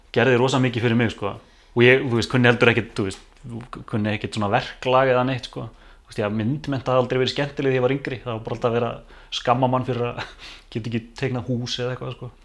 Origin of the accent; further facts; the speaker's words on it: Mosfellsbær, Capital Region, Iceland; Ég er hérna bara born and bred hérna, mósesbæðingur